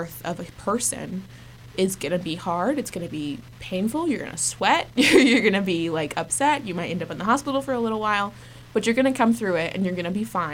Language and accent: English; Norman, Oklahoma, United States; moved away as an adult; now in Boston, United States; OU, which is the university of my hometown